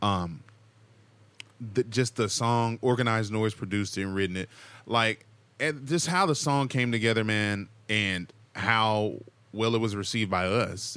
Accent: Texas, United States; now in Southern California, United States; I'm also a Texan, though. I grew up in the tornado, in tor-, in the tornado alley

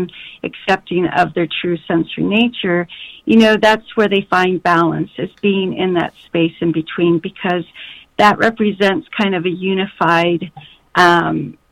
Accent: Colorado, United States; I grew up in Colorado

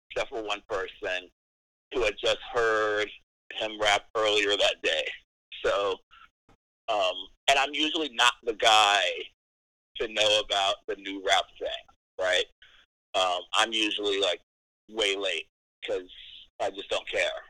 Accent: United States; I'm an American.

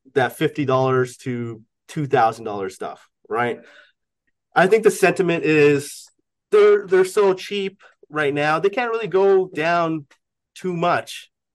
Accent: Canada; I'm Canadian.

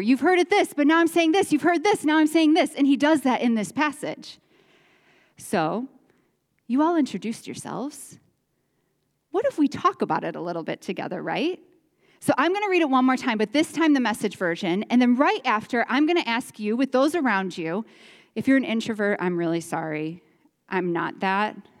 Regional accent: Chicago, Illinois, United States; moved away as an adult; now in Iowa, United States; We're from the Chicagoland area. We moved to this area into Iowa about twelve years ago

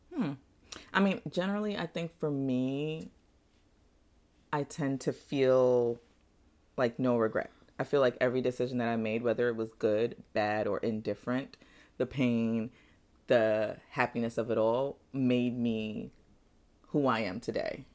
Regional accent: Nigeria; now in United States; my birth certificate says I was born in Nigeria

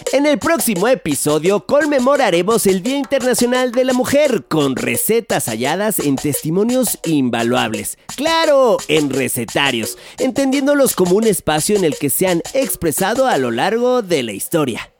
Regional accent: Mexico; nos dan identidad como mexicanos

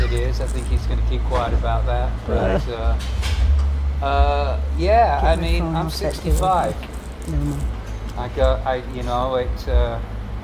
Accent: England, United Kingdom; moved away as an adult; now in United States; I still got the accent, of course, but I've been here maybe 10 years more than I ever spent in England

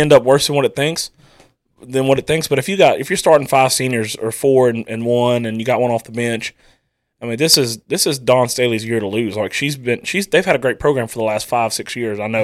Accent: Starks, Louisiana, United States; my hometown of Starks

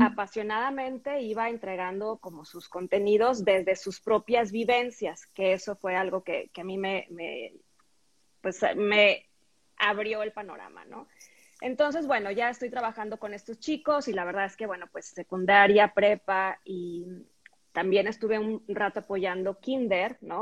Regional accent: Tampico, Tamaulipas, Mexico; en la secundaria y preparatoria, donde estudié en Tampico

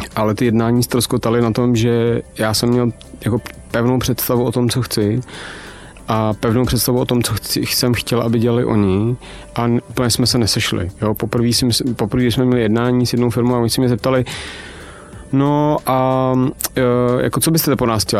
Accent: Czechia; u nás v Čechách žijeme v neuvěřitelně demotivujícím

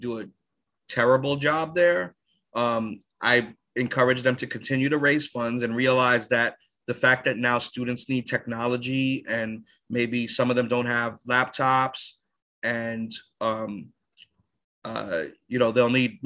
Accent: New York City, New York, United States; moved away as an adult; also born or lived in Inwood, Manhattan / Deerfield Academy; growing up in the Bronx

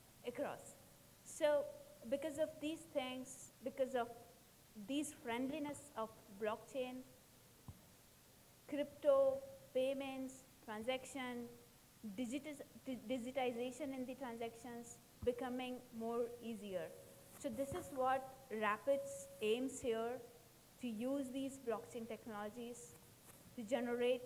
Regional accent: India; now in Thailand; I'm from India

